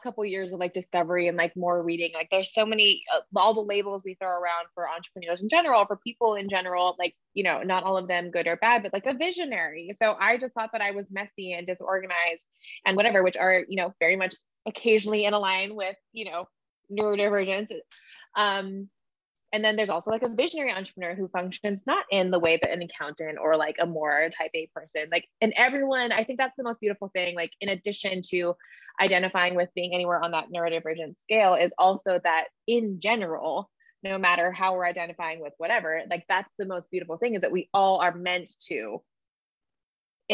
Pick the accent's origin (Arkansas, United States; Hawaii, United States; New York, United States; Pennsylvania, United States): Hawaii, United States; I grew up in Hawaii